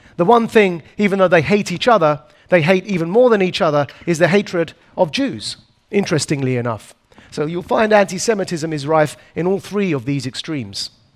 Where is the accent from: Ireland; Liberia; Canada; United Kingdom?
United Kingdom; Essex, East of England; a boy born and raised in Essex, which is a bit like the New Jersey of the UK